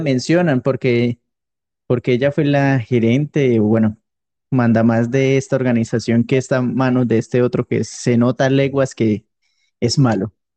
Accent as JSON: {"language": "Spanish", "country": "Colombia", "said": "yo soy colombiano"}